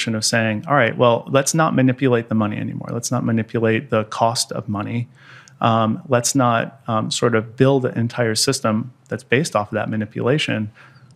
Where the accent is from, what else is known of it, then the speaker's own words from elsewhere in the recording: United States; as an American